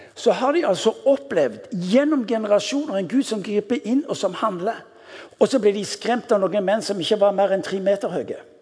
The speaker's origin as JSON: {"language": "Norwegian", "region": "Western Norway", "country": "Norway", "said": "Vi er vestlending"}